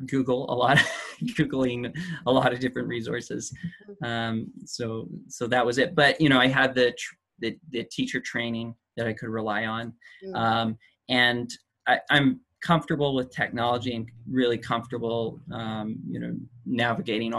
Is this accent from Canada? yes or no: yes; near Vancouver, British Columbia, Canada; also born or lived in Chile; We're living just outside Vancouver right now. During COVID, we returned to my hometown, which is close to the metropolitan area